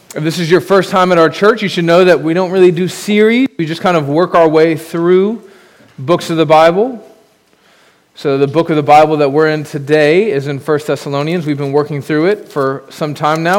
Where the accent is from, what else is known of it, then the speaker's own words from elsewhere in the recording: United States; As an American